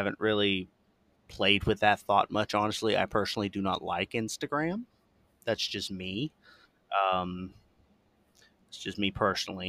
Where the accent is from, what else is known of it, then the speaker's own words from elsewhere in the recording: Florida, United States; That is my home state